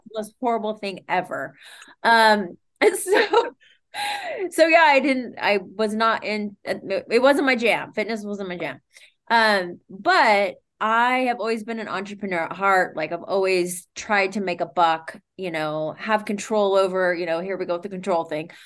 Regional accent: Sacramento, California, United States; moved away as an adult; now in Santa Monica, United States; I'm born and raised in Sacramento, Sac Town.

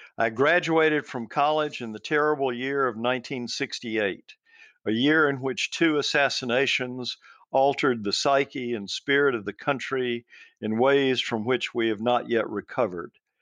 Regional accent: Mobile, Alabama, United States; moved away as an adult; also born or lived in Charlotte, North Carolina; I grew up in Mobile, uh, y, on the, in the southern part of Alabama

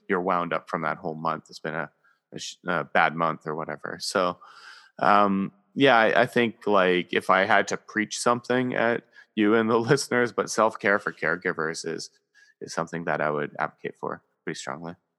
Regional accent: Canada; I am Canadian

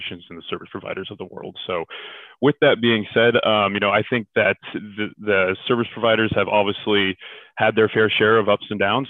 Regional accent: Silicon Valley, Bay Area, California, United States; originally I'm from California, born and raised in the Silicon Valley in the Bay Area

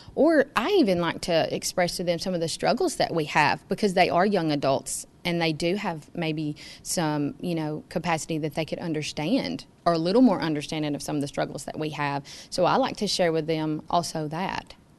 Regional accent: Franklin County, Tennessee, United States; I'm from Franklin County

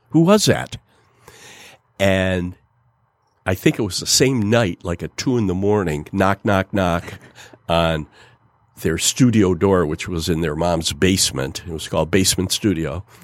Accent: Detroit, Michigan, United States; and when I would say to someone, I'm from Detroit, I wasn't sure what type of reaction I was going

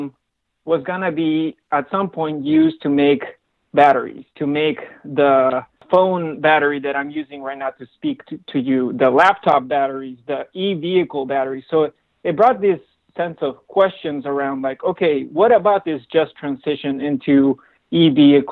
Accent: Cusco, Peru; now in United States; I'm originally from Cusco, Peru

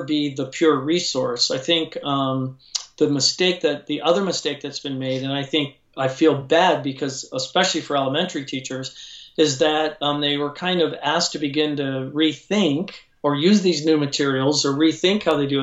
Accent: Chicago, Illinois, United States; now in Lodi, United States; I'm from Chicago, but we live in Northern California now in a small town called Lodi, California

